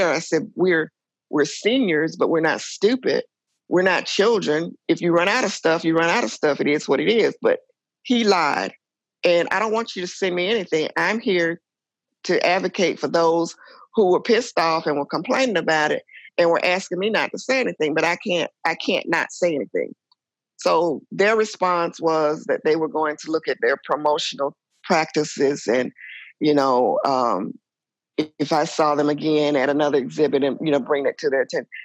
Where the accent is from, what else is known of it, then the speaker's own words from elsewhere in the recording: Atlanta, Georgia, United States; also born or lived in Ohio; I was born in Ohio. Um, our family status was pretty upper middle class. My dad worked. My mom was a stay at home mom. Uh, she was also an abused wife. And so we left Ohio and moved to Atlanta, Georgia